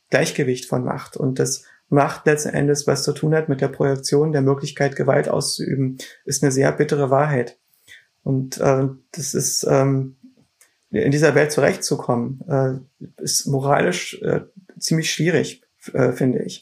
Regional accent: East Germany, Germany; Ich bin in Deutschland aufgewachsen. Ich bin ähm, ähm mit Deutschland in vieler Hinsicht uneins, aber das ist auch ein Merkmal davon, davon, dass man in Deutschland aufwächst. Das ist Teil unserer Identität. Ich bin in der DDR groß geworden

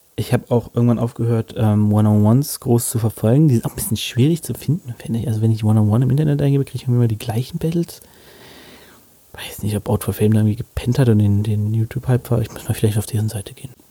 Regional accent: Hanover, Lower Saxony, Germany; als Hannoveraner

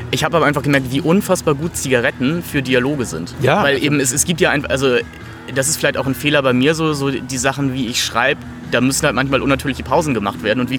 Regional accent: Hamburg, Germany; Nee, ich, wie gesagt, ich komme aus Hamburg, ich hasse Menschen, die winken.

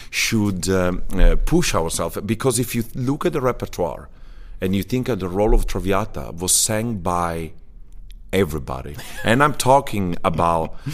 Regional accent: Ciudad Bolívar, Bolívar, Venezuela; born there; I was born in Venezuela as, uh, by mistake.

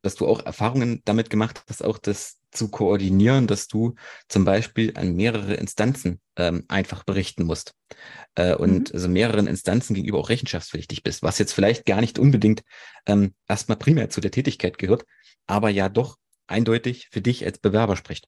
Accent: Erfurt, Thuringia, Germany; 27, komme aus Erfurt

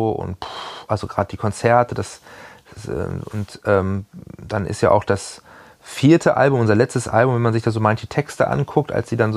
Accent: Hanover, Lower Saxony, Germany; Also ich war immer sehr bodenständig, bin ja auch aus Hannover nie wirklich weggekommen ähm, hatte hier immer eine Base

